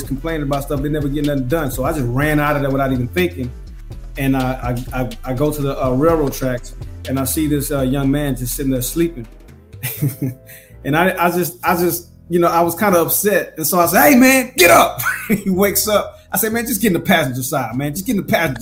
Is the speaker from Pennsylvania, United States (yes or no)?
no; Houston, Texas, United States; moved away as an adult; also born or lived in Louisiana / Anchorage, Alaska / North Carolina / Italy; I love Houston. I met my wife on the South Side. You know, I was born in Fifth Ward, you know what I'm saying? And then my mama moved us further north